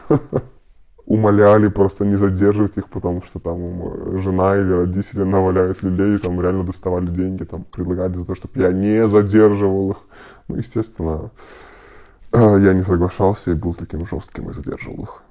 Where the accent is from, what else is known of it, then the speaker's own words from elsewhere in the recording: Belarus; почувствовать себя, как остальные белорусы